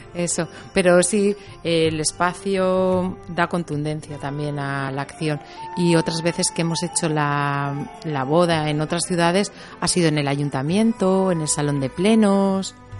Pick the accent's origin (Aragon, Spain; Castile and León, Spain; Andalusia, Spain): Aragon, Spain; Teruel; soy de Teruel, entonces se me nota.